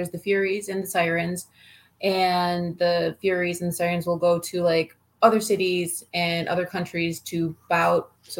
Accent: Boston, New York, United States; also born or lived in Erie; I actually grew up in the South Towns in Boston, over near Hamburg Orchard Park area.

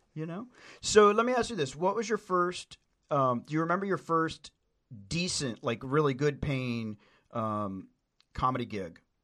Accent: Tennessee, United States; I grew up in Tennessee

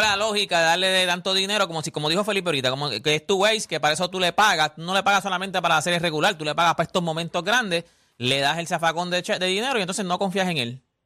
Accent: Puerto Rico; para nosotros los boricuas a lo mejor nosotros hacemos un nicho aquí en Puerto Rico

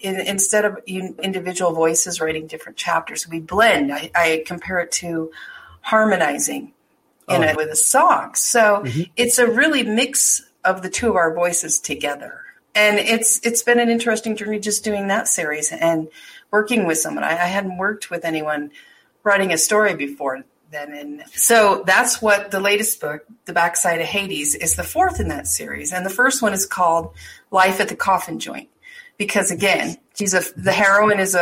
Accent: Deadwood, South Dakota, United States; moved away; I grew up a lot in Deadwood

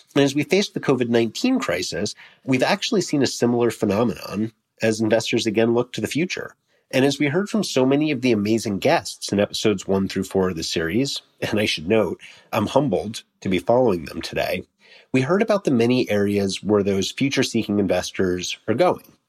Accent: New York City, New York, United States; New York, also my hometown

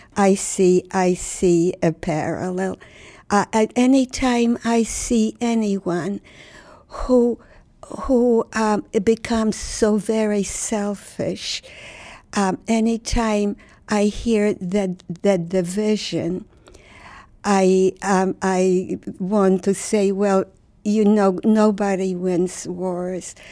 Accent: Warsaw, Masovian Voivodeship, Poland; moved away; I was born in Warsaw, Poland. Warsaw was the center of my universe.

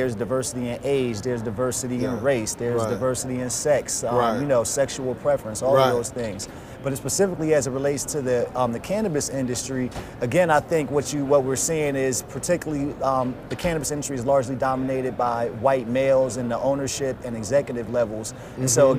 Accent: Trenton, New Jersey, United States; my community where I grew up in Trenton, New Jersey.

